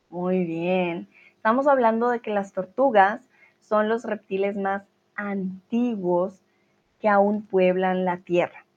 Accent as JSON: {"language": "Spanish", "country": "Colombia", "moved": "yes", "lives_now": "Germany", "said": "soy de Colombia"}